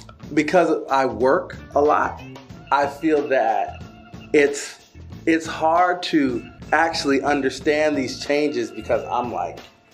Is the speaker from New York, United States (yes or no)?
yes; Syracuse, New York, United States; Me being from Syracuse, New York